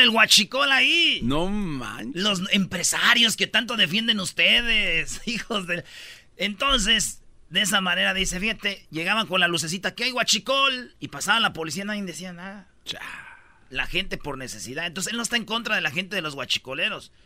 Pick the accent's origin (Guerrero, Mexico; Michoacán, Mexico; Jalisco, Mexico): Michoacán, Mexico; Jiquilpan; born or raised there; moved away; also born or lived in La Jara